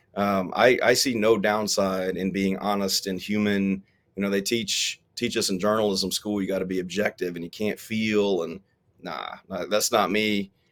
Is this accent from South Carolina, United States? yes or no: yes; South Carolina, United States; growing up poor in South Carolina